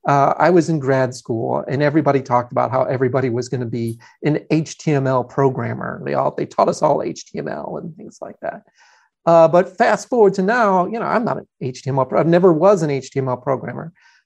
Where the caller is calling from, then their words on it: Atlanta, Georgia, United States; I'm in Atlanta, Georgia.